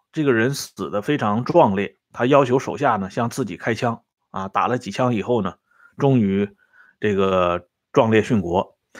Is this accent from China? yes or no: yes; China; 咱们中国